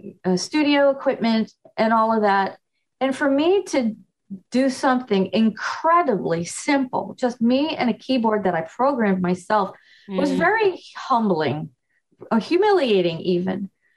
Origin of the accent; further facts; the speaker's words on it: New York, United States; I'm from New York. I can do better.